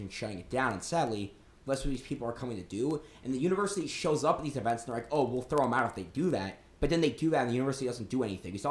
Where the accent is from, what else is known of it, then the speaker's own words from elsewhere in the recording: Washington, District of Columbia, United States; now in South Carolina, United States; I'm originally from the Washington, D.C. area